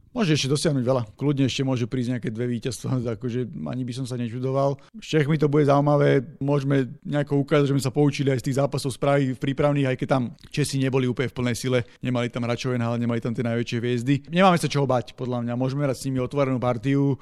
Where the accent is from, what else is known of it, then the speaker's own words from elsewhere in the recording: Slovakia; všetci sme Slováci